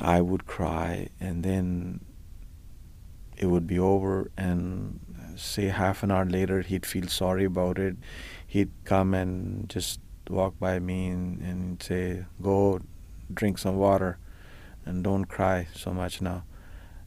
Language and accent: English; India; now in Markham, Canada; I grew up in India in an extremely conservative environment.